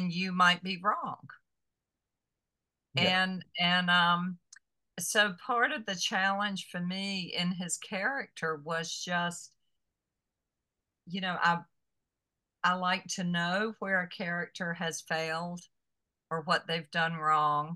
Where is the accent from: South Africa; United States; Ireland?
United States; the South; growing up in the South